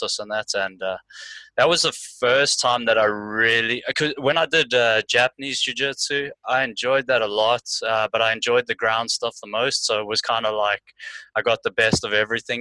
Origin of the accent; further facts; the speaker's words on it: South Africa; moved away as an adult; also born or lived in London, United Kingdom; now in Ireland; I grew up doing boxing in South Africa